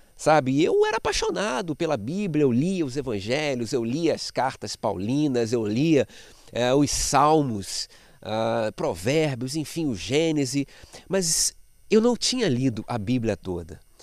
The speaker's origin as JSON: {"language": "Portuguese", "region": "Rio de Janeiro", "country": "Brazil", "tie": "born or raised there", "also_born_or_lived": "Méier, Rio de Janeiro", "said": "sou cria da igreja, nascido e criado lá na Igreja Batista em Jardim Novo, Realengo, até meus 37 anos, quando eu fui para o Meyer"}